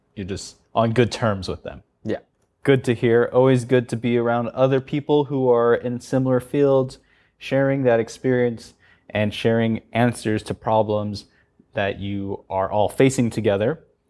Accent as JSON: {"language": "English", "country": "United States", "moved": "as an adult", "lives_now": "South Korea", "said": "I'm American and I went to school in the U S"}